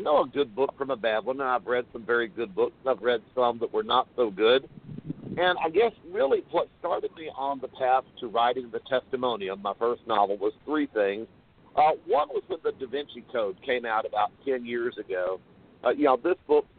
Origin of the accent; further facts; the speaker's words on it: Greenville, Texas, United States; I am from Greenville, Texas, and I was actually born and raised here